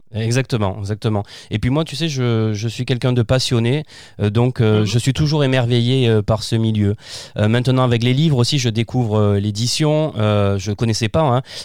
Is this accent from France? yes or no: yes; Fontvieille, Provence-Alpes-Côte d'Azur, France; also born or lived in Arles; je suis né à Arles, je suis dans, j'ai grandi dans un petit village qui s'appelle Fontvieille